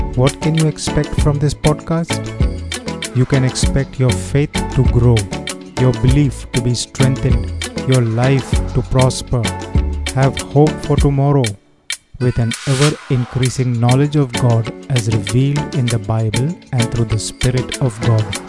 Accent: Goa, India; I am from Goa

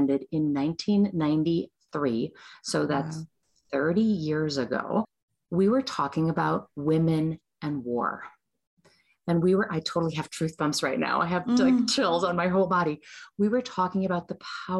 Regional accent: United States; I'm an American. I'm born in the United States

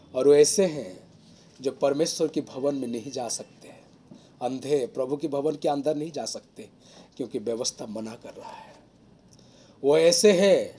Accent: Odisha, India; moved away; मैं उड़ीसा से हूँ

